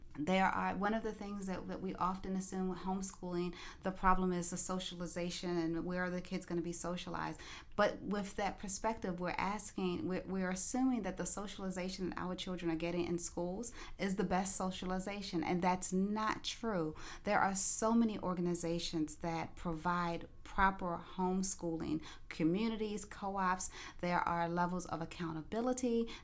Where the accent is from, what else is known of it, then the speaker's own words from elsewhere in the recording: Maryland, United States; now in Florida, United States; we are transplants to the Florida area. We come from Maryland.